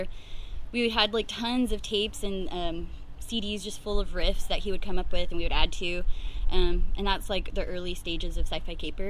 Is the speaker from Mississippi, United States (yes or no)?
no; Fresno, California, United States; also born or lived in Clovis; I am a born and raised Fresnan. I grew up in the Butler Park area